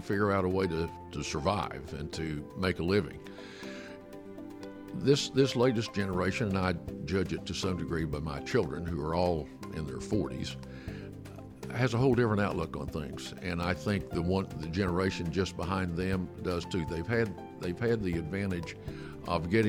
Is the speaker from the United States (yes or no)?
yes; Alva, Oklahoma, United States; my hometown in Alva.